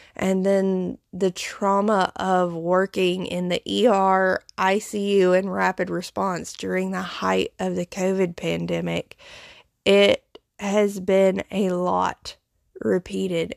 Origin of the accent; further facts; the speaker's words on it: foothills of the Appalachian Mountains, the South, United States; accent: Southern; my accent, I grew up in the South, in the Bible Belt, uh, in the foothills of the Appalachian Mountains